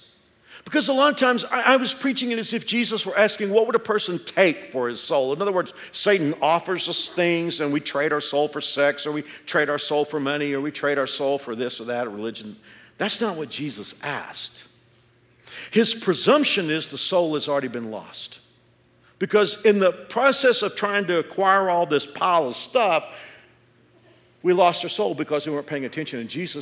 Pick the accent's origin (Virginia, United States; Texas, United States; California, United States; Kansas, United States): Kansas, United States; Andover; hit our area, and especially my hometown of Andover.